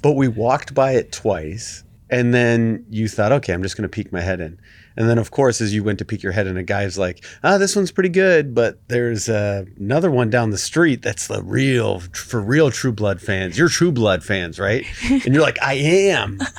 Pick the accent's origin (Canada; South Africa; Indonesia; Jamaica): Canada